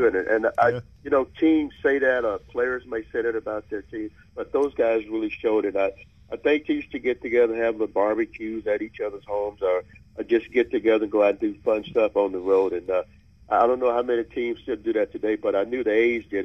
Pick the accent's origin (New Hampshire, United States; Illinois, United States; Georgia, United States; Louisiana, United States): Louisiana, United States; Mansfield; moved away as an adult; now in Bay Area, United States; I grew up near beautiful Shreveport, Louisiana. My hometown is Mansfield, Louisiana.